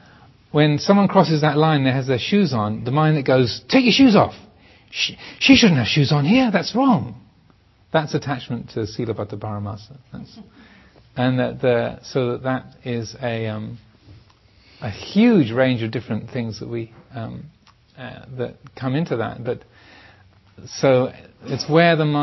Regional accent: England, United Kingdom; I am English, I am a man, I am a Theravadan, I am a monk

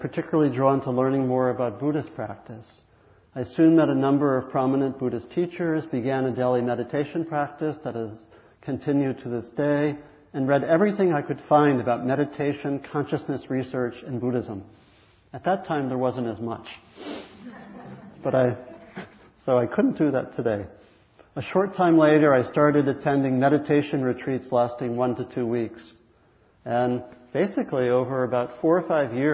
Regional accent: Maryland, United States; I grew up in Maryland

